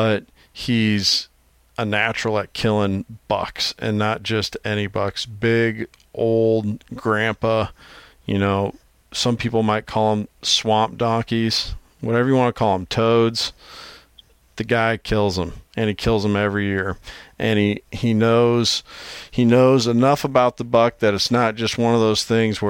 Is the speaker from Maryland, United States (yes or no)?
no; Iowa, United States; my home state of Iowa